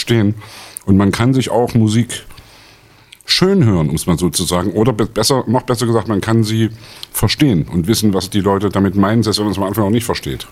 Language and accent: German; Leipzig, Saxony, Germany; in meiner Kindheit im Thomaner Chor